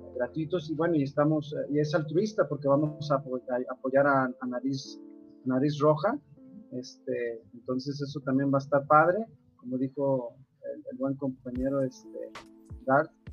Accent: San Luis Potosí, Mexico; Yo soy de San Luis Potosí

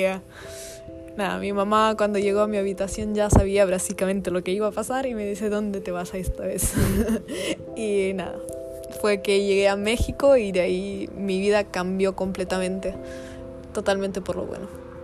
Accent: Italy; moved away as an adult; había regresado a Italia, mi país de origen, después de tres años afuera

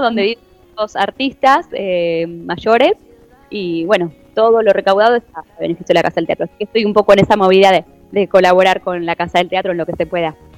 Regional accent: Argentina; como argentinos

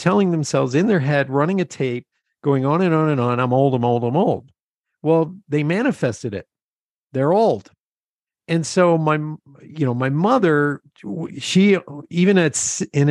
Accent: Lebanon, Pennsylvania, United States; I grew up in Lebanon, Pennsylvania, surrounded by farmers.

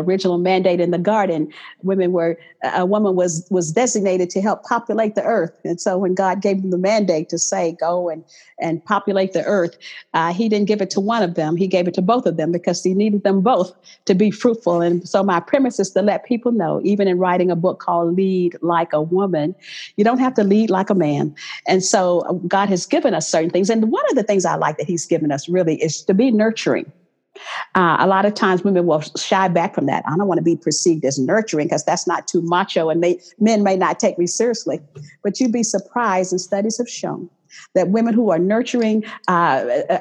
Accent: Texas, United States; moved away as an adult; now in Los Angeles, United States; I grew up in the South

